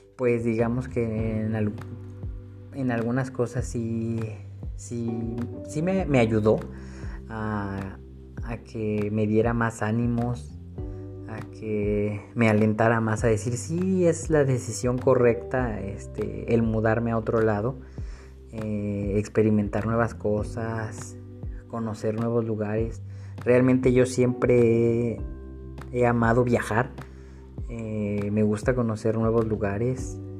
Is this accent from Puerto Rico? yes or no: no; Mexico City, Mexico; moved away as an adult; now in Torreón, Mexico; yo soy originario de la Ciudad de México. Actualmente estoy viviendo en Torreón, Coahuila.